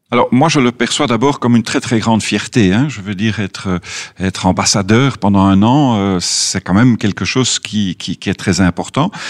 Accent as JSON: {"language": "French", "country": "Belgium", "said": "comme Belge évidemment, on est très ouvert sur le monde. On a un tout petit pays"}